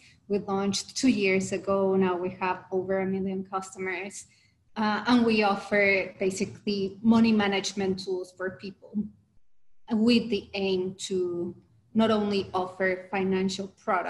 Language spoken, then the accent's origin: English; Mexico; I'm originally from Mexico, so that was in Mexico.